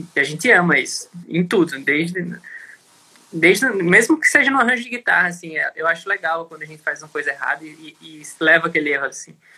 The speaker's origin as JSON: {"language": "Portuguese", "town": "Natal", "region": "Rio Grande do Norte", "country": "Brazil", "moved": "as an adult", "said": "A gente é de Natal, né? Morou lá até 2014, 2015"}